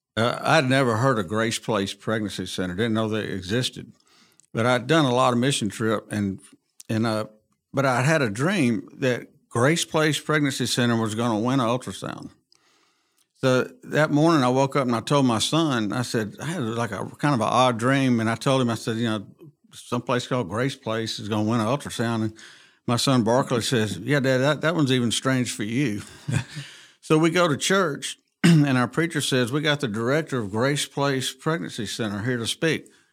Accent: Montgomery, Alabama, United States; I was born and raised in Montgomery

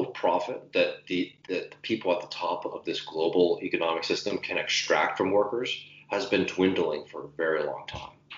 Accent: Austin, Texas, United States; my hometown, Austin, Texas

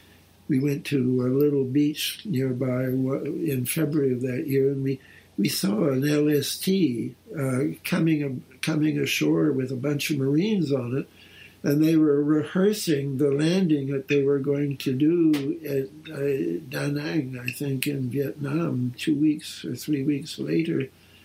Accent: Canada; moved away as an adult; I'm a Canadian

